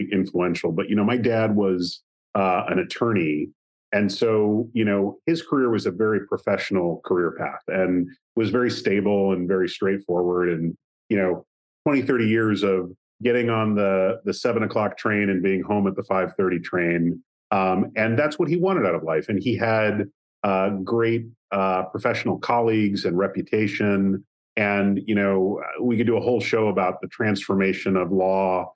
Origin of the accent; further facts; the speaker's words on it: just outside of Chicago, Northern Illinois, United States; I grew up in the Midwest. I grew up in Northern Illinois, just outside of Chicago